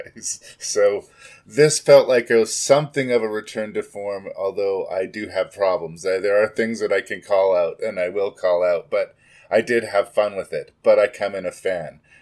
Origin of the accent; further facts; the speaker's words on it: Canada; As a Canadian